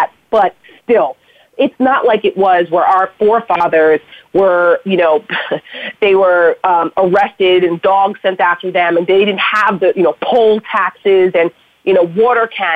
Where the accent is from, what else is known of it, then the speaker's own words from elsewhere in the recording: Paramus, New Jersey, United States; my hometown in Paramus, New Jersey, where I'm from